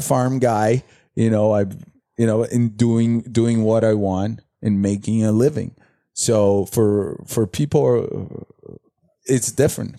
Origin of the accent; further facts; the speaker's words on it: Brazil; English is a second language; also born or lived in Fort Lauderdale; now in United States; I come from Brazil